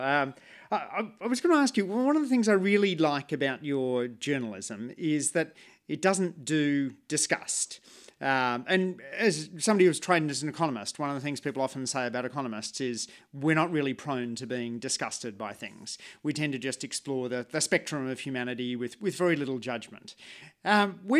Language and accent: English; Sydney, New South Wales, Australia; I grew up in Sydney